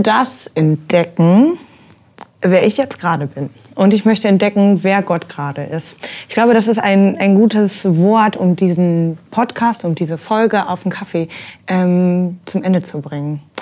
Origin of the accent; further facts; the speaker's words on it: Ruhr area, North Rhine-Westphalia, Germany; wo ich herkomme, so ja. dieses Ruhrgebietsding